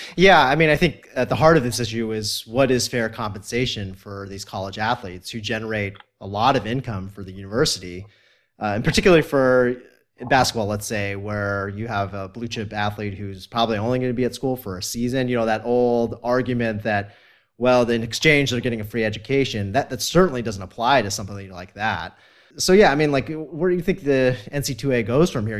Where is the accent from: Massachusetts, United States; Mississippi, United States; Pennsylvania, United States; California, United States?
California, United States; I'm from California